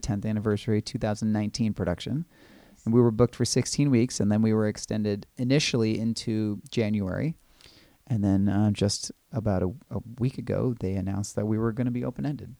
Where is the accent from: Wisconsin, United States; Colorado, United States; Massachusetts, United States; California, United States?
California, United States; Los Angeles, or Orange County; moved away as an adult; now in New York City, United States; I grew up in Los Angeles, or Orange County, California